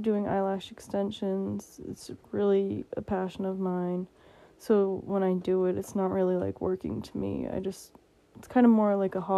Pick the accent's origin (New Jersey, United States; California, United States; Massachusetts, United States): Massachusetts, United States; I'm from Massachusetts in the United States